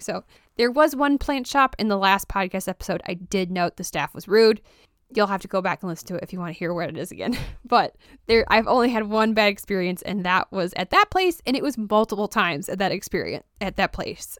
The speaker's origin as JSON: {"language": "English", "town": "Roscoe", "region": "Illinois", "country": "United States", "moved": "yes", "said": "I am originally from Roscoe, Illinois"}